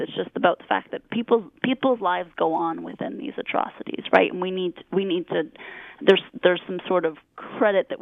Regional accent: Canada; as a Canadian

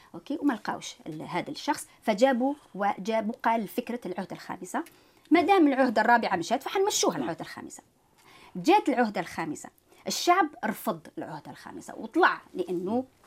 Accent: Algeria; moved away as an adult; now in Quebec, Canada; أنا إنسان جزائري طبعا م. الأصل

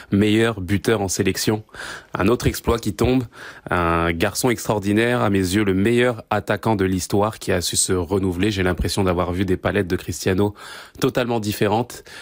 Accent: France

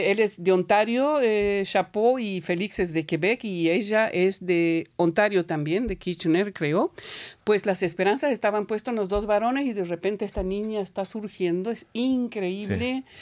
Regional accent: Argentina; now in Montreal, Canada; nosotros somos argentinos y emigrados, pero no inmigrantes.

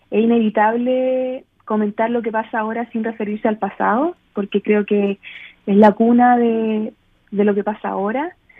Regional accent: Chile; now in Vancouver, Canada; nosotros ahora somos un país también muy diverso

